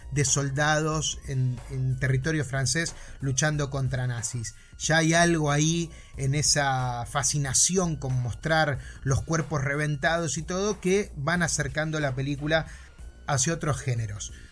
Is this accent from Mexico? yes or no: no; Argentina; porque soy bien argentino